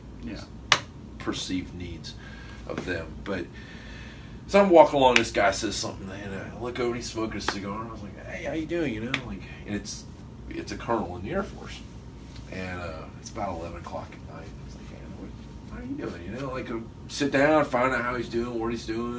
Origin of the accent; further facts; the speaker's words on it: Niceville, Florida, United States; from down in a little place called Niceville.